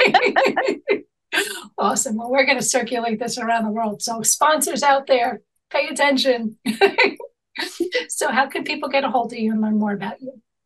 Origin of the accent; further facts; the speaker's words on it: New York, United States; also born or lived in Manhattan; I'm born and raised in New York